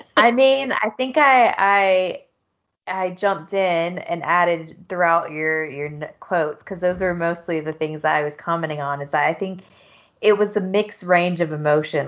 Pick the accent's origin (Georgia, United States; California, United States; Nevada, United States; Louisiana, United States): Georgia, United States; South; moved away; I grew up around drinking in South Georgia